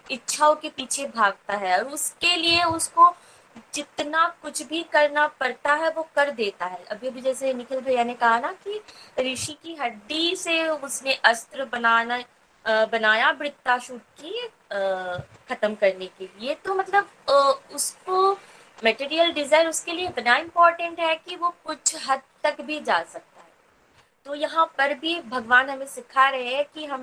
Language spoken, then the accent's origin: Hindi; West Bengal, India; और मैं वेस्ट बंगाल से बिलोंग करती हूँ